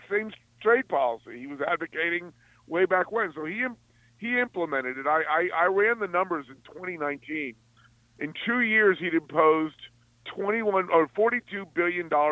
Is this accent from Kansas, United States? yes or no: no; Alexandria, Virginia, United States; I was born and raised in Alexandria, outside D.C.